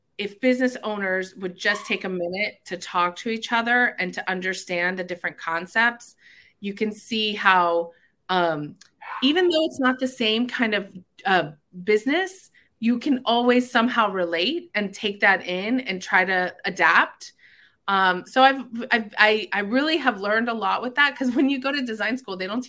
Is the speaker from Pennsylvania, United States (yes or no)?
no; Miramar, Florida, United States; also born or lived in Cooper City, Florida; I've been in South Florida my whole life. I went to Cooper City High School. I grew up mainly in Miramar